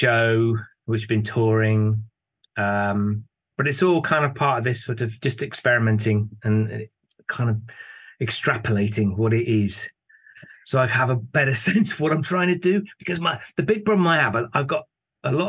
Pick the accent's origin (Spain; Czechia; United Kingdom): United Kingdom; Bristol, South West England; moved away as an adult; now in Leeds, United Kingdom; I'm originally from Bristol, which is down in the south of England.